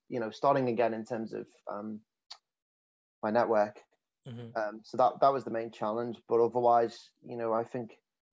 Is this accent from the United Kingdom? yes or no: yes; the north of England, United Kingdom; accent: northern English; moved away as an adult; now in Melbourne, Australia; I'm quite heavily accented coming from the north of England.